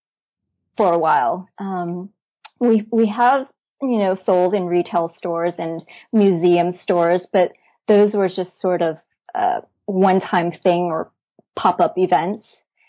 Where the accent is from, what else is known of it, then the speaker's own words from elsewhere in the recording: Dallas, Texas, United States; Dallas is my hometown and I founded Psychochick here in Dallas.